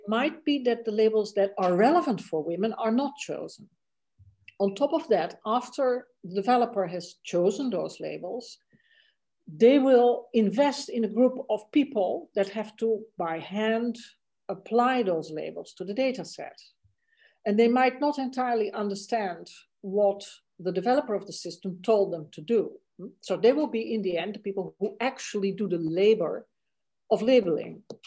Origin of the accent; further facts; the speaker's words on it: Netherlands; English is a second language; moved away as an adult; also born or lived in India; for me, that was the Netherlands